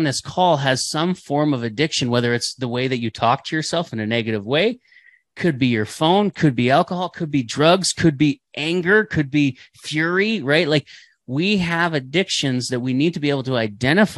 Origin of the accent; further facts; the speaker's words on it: Canada; we're Canadian, eh?